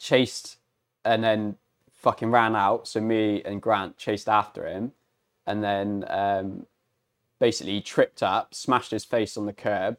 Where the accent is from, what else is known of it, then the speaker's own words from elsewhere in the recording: Glastonbury, South West England, United Kingdom; Especially in Glastonbury, like I fucking love my hometown